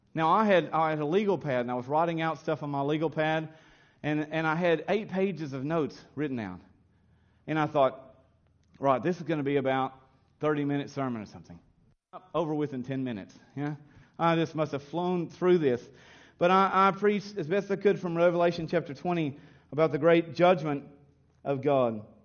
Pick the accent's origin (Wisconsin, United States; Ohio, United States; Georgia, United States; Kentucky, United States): Kentucky, United States; also born or lived in Williamsburg, Kentucky; the Baptist churches, when I was raised in Kentucky